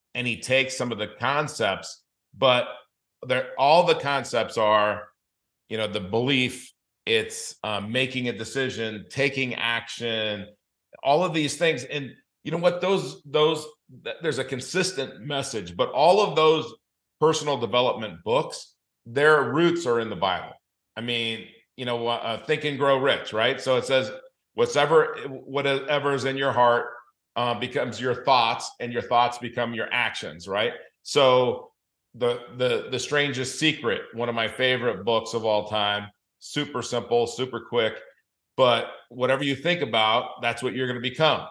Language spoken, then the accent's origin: English; Los Angeles, California, United States; also born or lived in Denver, Colorado / South Dakota; now in Southwest Florida, United States; I grew up in Los Angeles